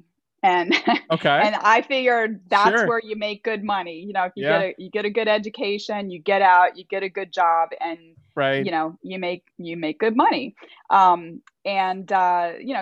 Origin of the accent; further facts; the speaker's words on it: Maryland, United States; moved away; also born or lived in Delaware / Virginia; I'm from Maryland originally, but my family lived in Delaware